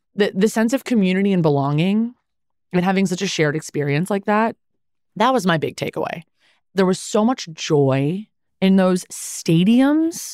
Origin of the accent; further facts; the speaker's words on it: Los Angeles, California, United States; I grew up in the Valley.